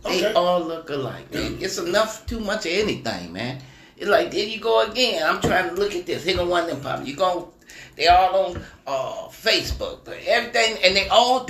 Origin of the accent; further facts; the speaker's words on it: Detroit, Michigan, United States; moved away; Well, I'm from Detroit anyway. You know, my family here